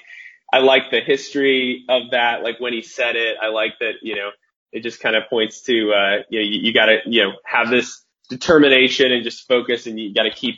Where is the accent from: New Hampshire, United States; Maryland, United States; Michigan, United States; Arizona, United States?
Arizona, United States; Phoenix; moved away as an adult; now in Idaho, United States; I'm from Phoenix originally, up here in Idaho right now, but grew up in Phoenix